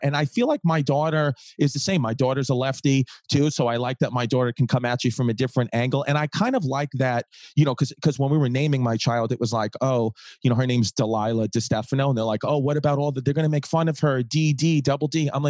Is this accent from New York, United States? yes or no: yes; Brooklyn, New York, United States; I grew up in Brooklyn, you know? So it's just like, you know, this is what we used to do, Megan.